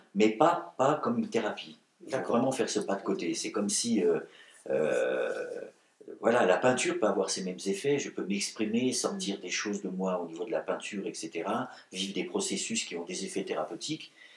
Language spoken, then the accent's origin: French; Breton, Brittany, France; je suis un breton, je suis un celte, je suis un gaulois.